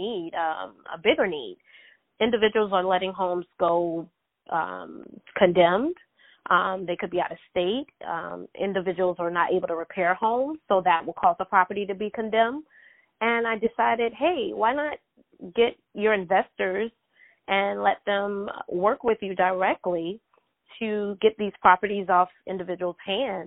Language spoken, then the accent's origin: English; South Carolina, United States; also born or lived in Greenville, South Carolina; from South Carolina, born and raised. I'm currently residing in Greenville, South Carolina